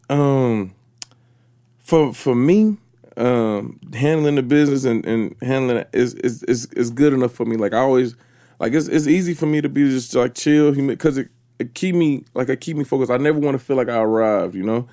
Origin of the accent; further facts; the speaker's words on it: Atlanta, Georgia, United States; when I was from Atlanta